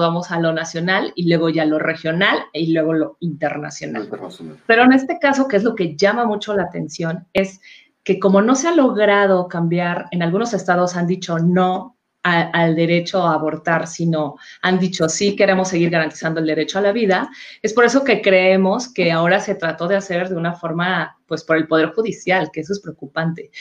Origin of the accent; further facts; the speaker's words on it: Mexico; nuestro país